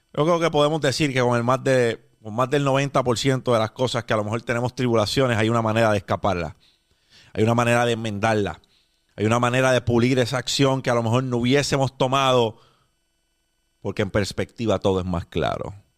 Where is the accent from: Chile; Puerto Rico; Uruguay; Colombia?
Puerto Rico; Los puertorriqueños, después del huracán María, nos vimos teniendo que reconstruir un país desde el suelo